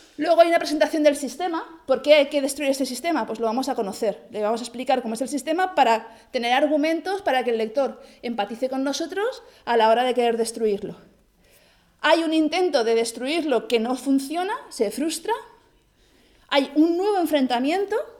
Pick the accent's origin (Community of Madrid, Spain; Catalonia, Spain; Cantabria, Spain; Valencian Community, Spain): Catalonia, Spain; Barcelona; Yo, como que soy de Barcelona